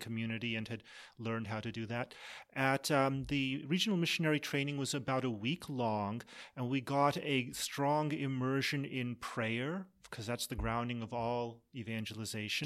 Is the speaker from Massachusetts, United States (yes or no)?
yes; Massachusetts, United States; I grew up in Massachusetts